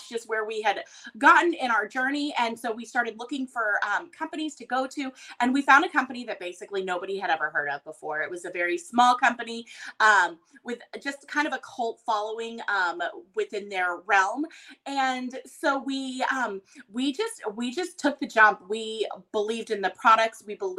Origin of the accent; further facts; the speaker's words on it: Texas, United States; And I'm Texan through and through, but I've lived everywhere growing up. We moved a ton, not military, just my dad's job.